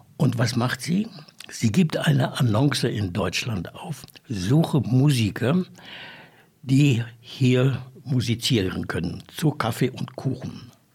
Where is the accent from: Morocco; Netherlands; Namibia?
Namibia; Windhoek, Khomas; da bin ich dann also hier in Windhoek groß geworden, bin dann hier auch zur Schule gegangen, HPS